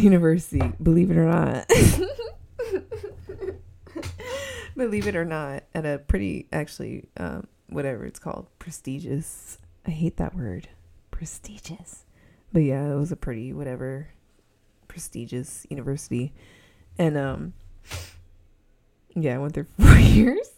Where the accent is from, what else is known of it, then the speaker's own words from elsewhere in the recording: Southern California, United States; accent: SoCal; I'm from SoCal. And I think it's very obvious that I'm from SoCal from my voice.